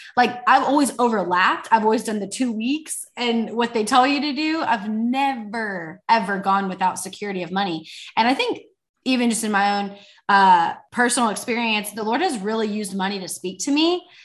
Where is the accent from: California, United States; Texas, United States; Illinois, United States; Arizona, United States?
Texas, United States; Fort Worth; I am from Fort Worth, Texas.